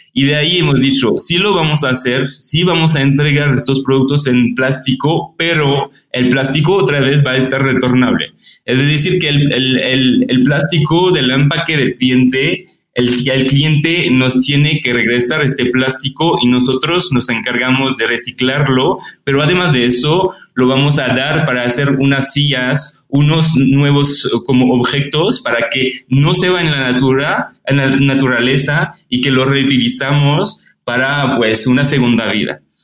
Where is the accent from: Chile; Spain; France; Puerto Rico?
France; Spanish is a second language; moved away as an adult; also born or lived in Paris; now in Mexico City, Mexico; soy francés